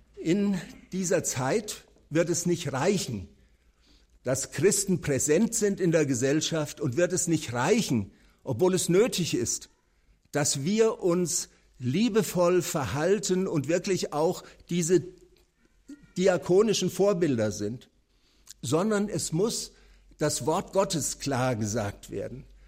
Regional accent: Nuremberg, Bavaria, Germany; dass er in den 50er Jahren bei uns in Nürnberg war

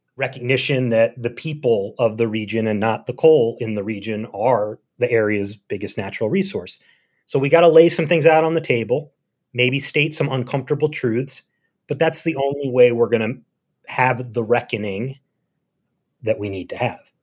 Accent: Philadelphia, Pennsylvania, United States; moved away as an adult; also born or lived in Berlin, Germany / Hazard, Kentucky; I grew up in Philadelphia

